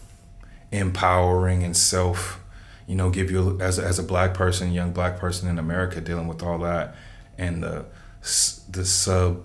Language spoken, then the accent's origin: English; Los Angeles, California, United States; I grew up in South Central